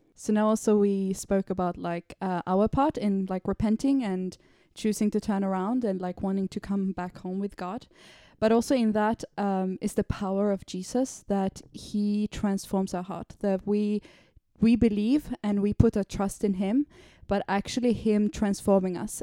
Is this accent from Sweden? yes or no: yes; Sweden; now in London, United Kingdom; I'm from Sweden